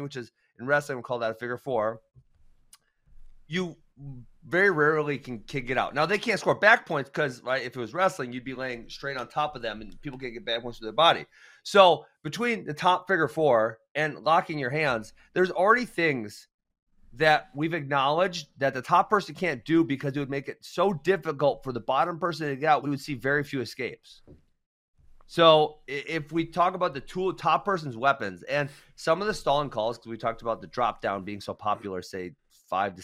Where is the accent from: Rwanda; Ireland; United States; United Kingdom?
United States; Wisconsin; since we're from Wisconsin